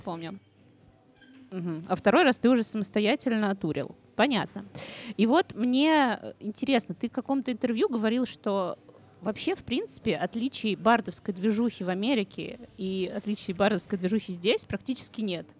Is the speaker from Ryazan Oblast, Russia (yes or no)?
yes; Ryazan, Ryazan Oblast, Russia; мы с Машей из Рязани